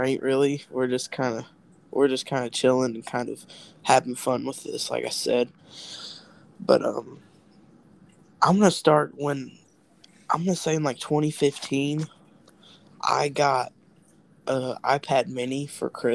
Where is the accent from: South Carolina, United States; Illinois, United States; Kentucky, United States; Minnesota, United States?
Kentucky, United States; we're both from Kentucky